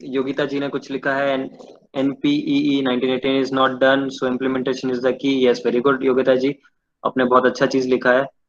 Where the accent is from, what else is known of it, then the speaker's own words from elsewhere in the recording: Baral village near Cuttack, Odisha, India; मैं एक गांव से बिलोंग करता हूँ गांव का नाम है बराल जो बॉलिस मोजा में बॉलिस मोजा is a place near Cuttack Odisha